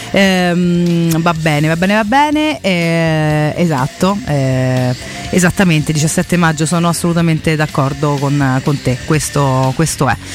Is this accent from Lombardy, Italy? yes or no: no; Monterotondo, Lazio, Italy; io sono di Monterotondo